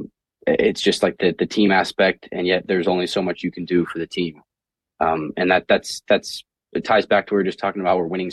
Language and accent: English; Indiana, United States; growing up in Indiana